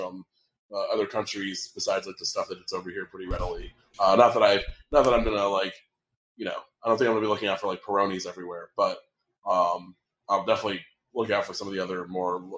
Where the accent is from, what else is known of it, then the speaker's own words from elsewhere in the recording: Stamford, Connecticut, United States; moved away; my hometown of Stamford